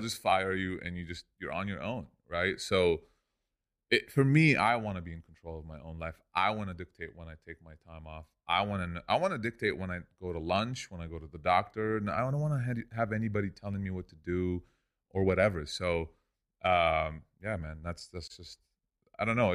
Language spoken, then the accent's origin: English; Lebanon; moved away as an adult; also born or lived in Orange County, California; now in Los Angeles, United States; I grew up in Lebanon. I came here when I was eighteen alone.